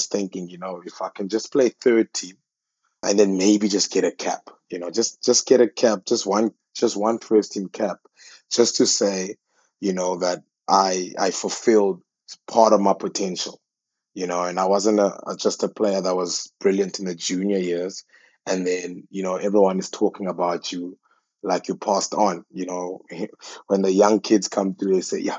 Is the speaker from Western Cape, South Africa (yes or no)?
no; Port Elizabeth, Eastern Cape, South Africa; I was born in KwaZakhele, in Port Elizabeth, Tabesa. It's a township just near Zwide and New Brighton